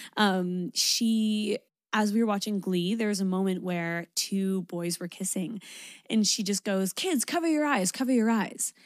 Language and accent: English; Canada; I'm Canadian